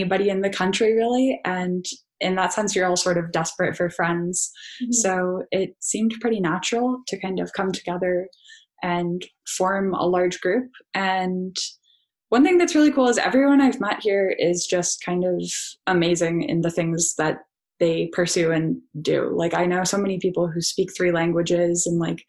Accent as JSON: {"language": "English", "country": "Canada", "moved": "as an adult", "lives_now": "Netherlands", "said": "we're Canadian"}